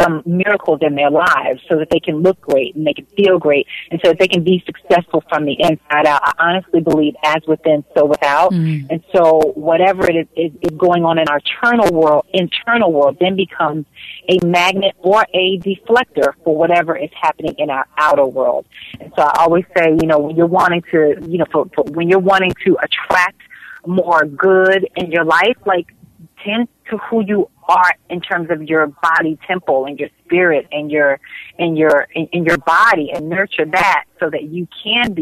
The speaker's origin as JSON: {"language": "English", "region": "New Jersey", "country": "United States", "moved": "yes", "said": "I'm from Jersey"}